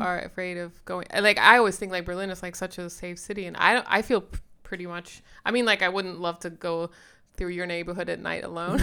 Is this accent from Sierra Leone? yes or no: yes; Sierra Leone; moved away; I grew up in Sierra Leone